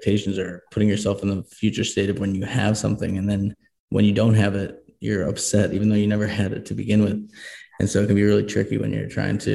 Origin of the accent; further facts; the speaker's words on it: Boston, Massachusetts, United States; moved away as an adult; now in Colorado, United States; I grew up in Boston and I moved to Colorado